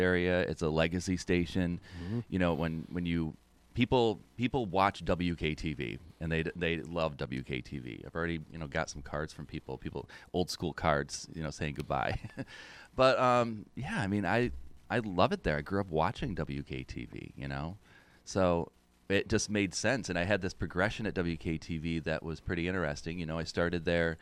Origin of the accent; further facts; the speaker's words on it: West Winfield, New York, United States; also born or lived in Utica, New York; I grew up in this area. I grew up in West Winfield